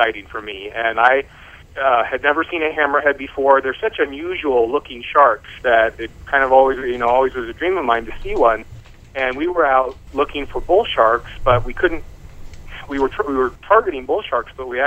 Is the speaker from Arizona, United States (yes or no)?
yes; Arizona, United States; I grew up in Arizona